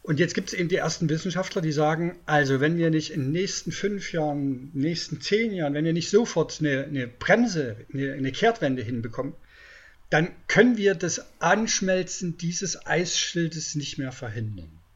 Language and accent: German; East Germany, Germany; Ich komme aus der DDR und habe das neue Forum, war im neuen Forum aktiv.